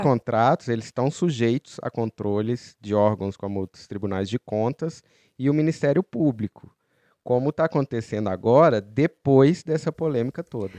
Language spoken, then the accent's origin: Portuguese; Belo Horizonte, Minas Gerais, Brazil; moved away; eu que sou de BH